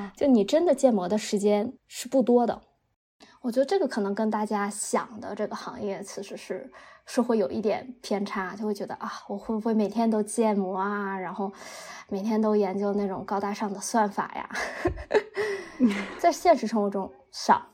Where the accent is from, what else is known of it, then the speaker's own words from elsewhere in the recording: Northeast China, China; moved away as an adult; now in Netherlands; 我来自东北